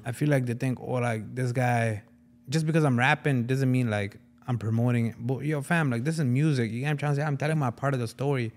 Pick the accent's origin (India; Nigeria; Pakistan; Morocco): Pakistan; Punjab; I am Punjabi from Pakistan